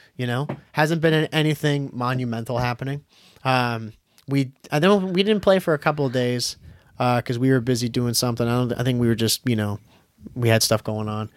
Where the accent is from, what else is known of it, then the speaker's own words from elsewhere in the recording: Boston, Massachusetts, United States; we're from Boston